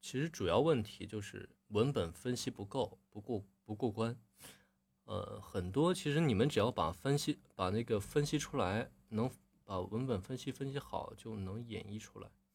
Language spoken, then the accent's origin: Chinese; Northeast China, China; 咱们东北话里边儿